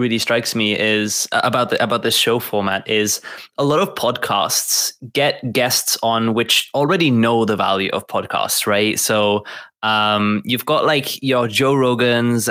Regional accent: Gibraltar; I'm actually from Gibraltar. And it is, for those of you who don't know, Gibraltar is a British territory at the bottom of Spain

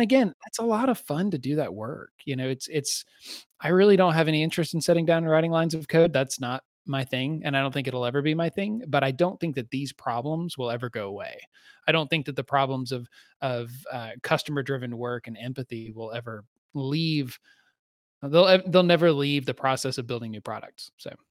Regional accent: Southeast, United States; I grew up in the Southeast, which is a, which has its own distinct culture

